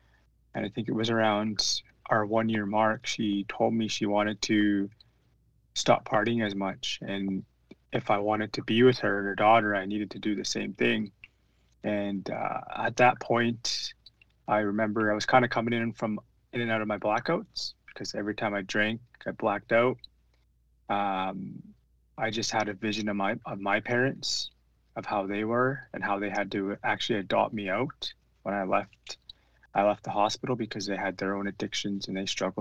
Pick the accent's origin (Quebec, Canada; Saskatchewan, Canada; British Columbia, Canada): British Columbia, Canada; I'm regionally from the Tunaka Nation. The Tunaka lands is, I guess it would be southeast British Columbia